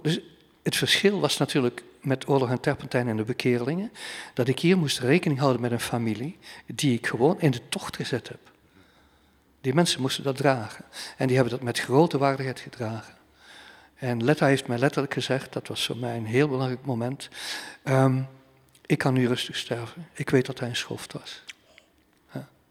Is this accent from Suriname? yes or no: no; banks of the Scheldt, Flanders, Belgium; ik aan de Scheldeboorden zit waar ik ben opgegroeid